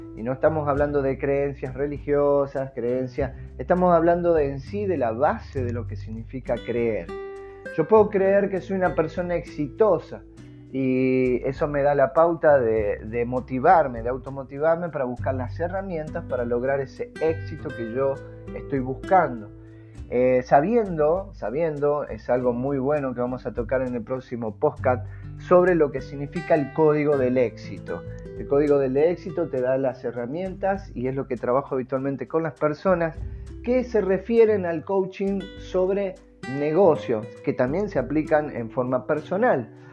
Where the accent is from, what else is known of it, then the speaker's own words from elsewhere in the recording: Rosario, Santa Fe, Argentina; now in Tucumán, Argentina; Rosario Santa Fe, el lugar donde más o menos eh, he pasado mi niñez